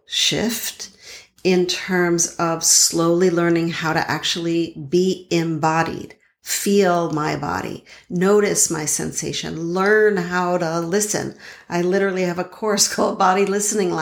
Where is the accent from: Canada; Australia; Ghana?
Canada; Montreal, Quebec; now in Boston, United States; I now live in Boston, but I grew up in Montreal